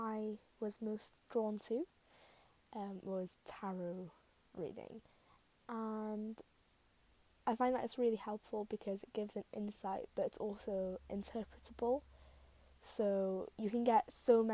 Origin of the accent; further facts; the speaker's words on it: Wales, United Kingdom; I am Welsh, so I feel a connection to like my ancestors